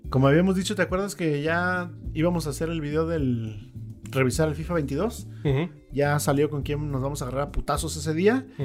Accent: Bakersfield, California, United States; born there; Este, no, mis papás son este de Oaxaca. Yo nací en, en Bakersfield. En Bakersfield.

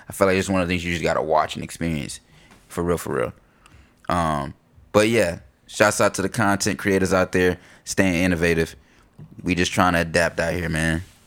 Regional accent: Concord, North Carolina, United States; growing up in North Carolina, we we in Concord, you know, Mill City

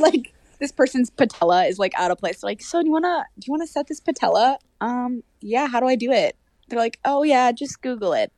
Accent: Hopkins, Minnesota, United States; I'm from Hopkins, Minnesota

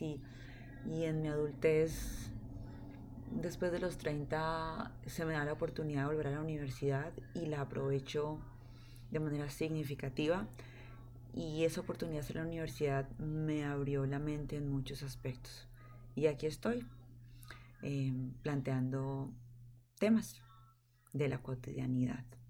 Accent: Colombia; moved away as an adult; now in California, United States; Soy colombiana

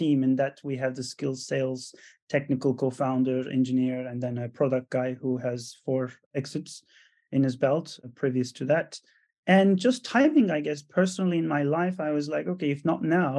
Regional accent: Istanbul, Turkey; moved away; also born or lived in Italy / France / Netherlands / United States; Born and raised in Istanbul, Turkey. Moved to Europe then.

